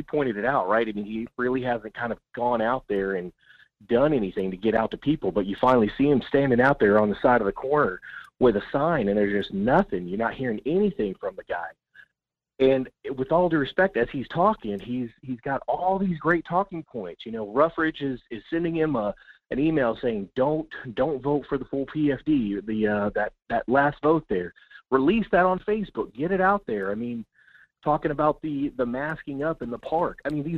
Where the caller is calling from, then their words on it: Kenai, Alaska, United States; from Kenai.